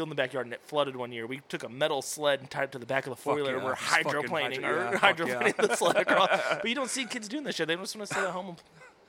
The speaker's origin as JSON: {"language": "English", "region": "Virginia", "country": "United States", "tie": "born or raised there", "also_born_or_lived": "Pottsville, Arkansas / Russellville, Arkansas", "moved": "yes", "lives_now": "Little Rock, United States", "said": "Well, actually, I'm further out. Like, I'm actually originally from Virginia."}